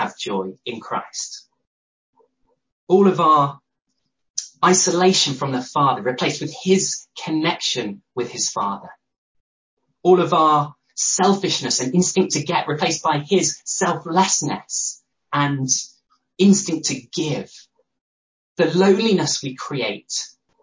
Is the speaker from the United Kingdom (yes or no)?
yes; Loughborough, East Midlands, United Kingdom; moved away as an adult; also born or lived in London / Newcastle; I grew up in Loughborough. So I am, by heart, a Midlander.